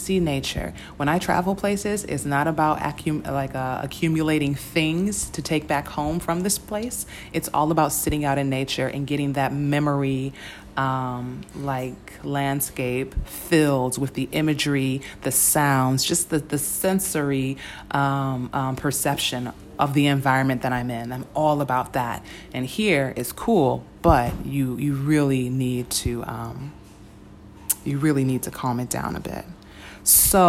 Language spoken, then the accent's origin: English; United States; as an American